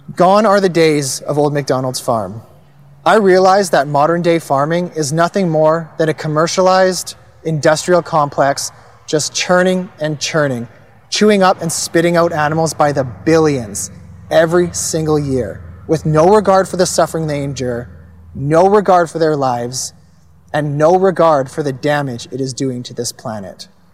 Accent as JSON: {"language": "English", "town": "Kelowna", "region": "British Columbia", "country": "Canada", "tie": "born or raised there", "also_born_or_lived": "Langley, British Columbia / Cloverdale, British Columbia", "said": "I was born in Langley and I grew up in an upper middle class family. Attended private school in Cloverdale until we moved to Kelowna when I was in grade five. I then continued in private school until graduation"}